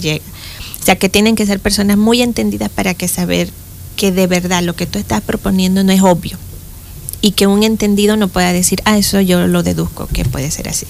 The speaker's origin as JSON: {"language": "Spanish", "town": "Boquete", "region": "Chiriquí", "country": "Panama", "tie": "born or raised there", "also_born_or_lived": "Spain", "said": "soy de Boquete, eh, nací en Boquete y en aquellos tiempos en que las mamás tenían los hijos en la casa"}